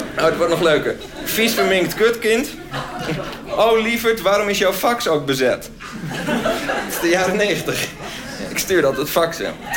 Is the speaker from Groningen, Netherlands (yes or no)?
yes; Groningen, Netherlands; Ik kwam zelf uit Groningen